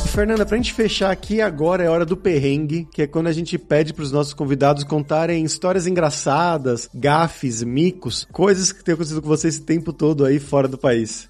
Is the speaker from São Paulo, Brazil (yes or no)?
yes; Santo André, São Paulo, Brazil; ali em Santo André, onde eu cresci